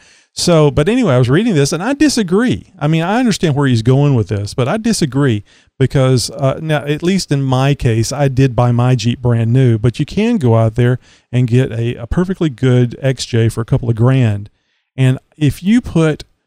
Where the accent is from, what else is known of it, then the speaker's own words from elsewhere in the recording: Texas, United States; I'm down here in Texas, if you can't tell by my accent, and lived here all my life. And Houston is just down the road a bit. I've never lived any further than 50 miles from where I was born